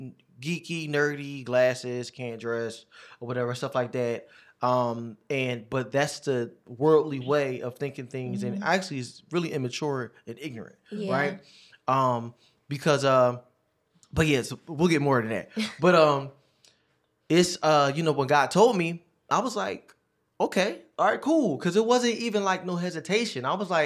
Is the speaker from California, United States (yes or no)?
no; Philadelphia, Pennsylvania, United States; I'm from Philadelphia, Pennsylvania, North Philly, you know how we say it, you know what I mean? So, I am 31 years old. I'll actually be 32 February 19th.